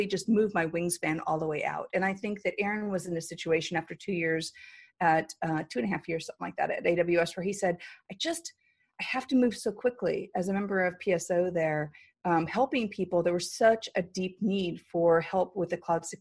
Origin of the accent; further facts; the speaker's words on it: San Diego, California, United States; also born or lived in Hawaii; I grew up in San Diego